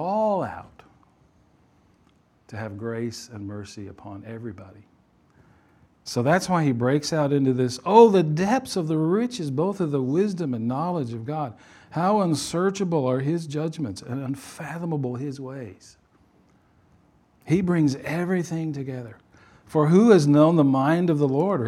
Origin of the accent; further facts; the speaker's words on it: Louisiana, United States; I was born in Louisiana